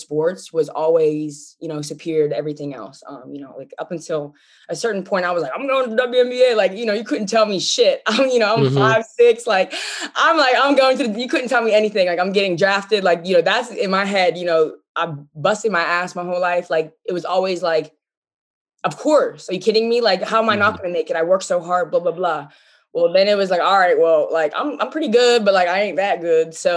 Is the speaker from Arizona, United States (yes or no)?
no; Pittsburgh, Pennsylvania, United States; moved away as an adult; also born or lived in Los Angeles; I'm from Pittsburgh